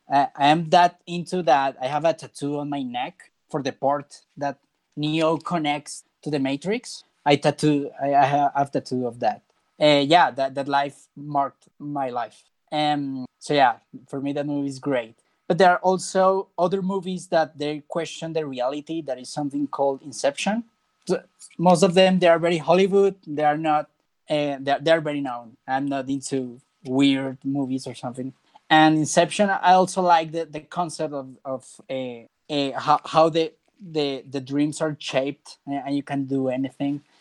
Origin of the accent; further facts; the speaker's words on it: Bogota, Colombia; I am not from Medellin, I'm from Bogota